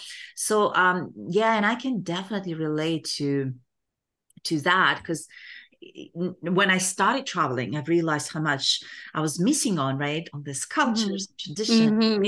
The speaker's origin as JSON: {"language": "English", "country": "Kazakhstan", "tie": "born or raised there", "second_language": "English", "said": "I was born in Kazakhstan and grew up in Kazakhstan, but I can definitely relate to not being able to travel."}